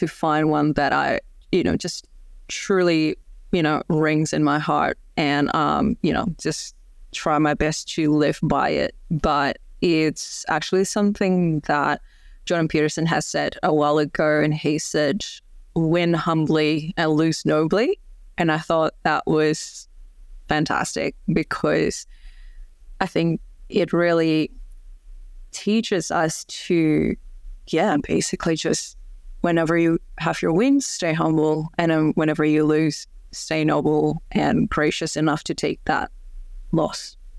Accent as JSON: {"language": "English", "country": "Indonesia", "second_language": "English", "said": "because I'm from Indonesia and there's a lot of, you know, smaller towns and regions in Indonesia that I haven't been to yet"}